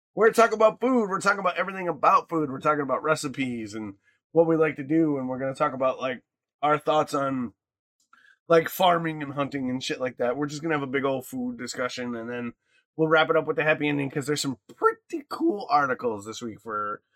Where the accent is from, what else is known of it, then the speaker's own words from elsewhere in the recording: Michigan, United States; growing up in Michigan